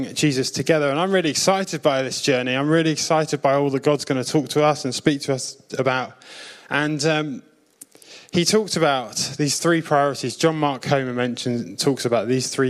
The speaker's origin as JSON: {"language": "English", "area": "South Coast, near Southampton", "region": "South East England", "country": "United Kingdom", "tie": "born or raised there", "said": "I'm from the South Coast. I lived near Southampton when I was a kid"}